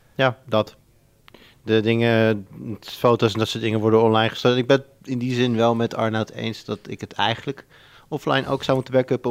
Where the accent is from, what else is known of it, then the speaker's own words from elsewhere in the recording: Almere, Flevoland, Netherlands; moved away; ik ben opgegroeid in Almere